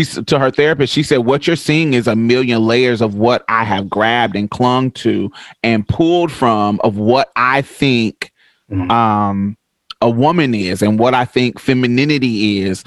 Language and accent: English; Boston, Massachusetts, United States; moved away; I grew up in Boston for a little bit.